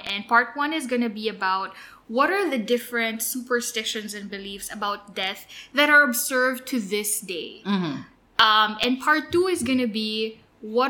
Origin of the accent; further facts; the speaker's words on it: Pampanga, Central Luzon, Philippines; I'm from Pampanga.